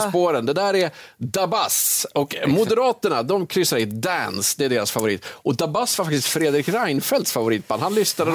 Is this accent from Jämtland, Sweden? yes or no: yes; Jämtland, Sweden; jag är uppväxt i Jämtland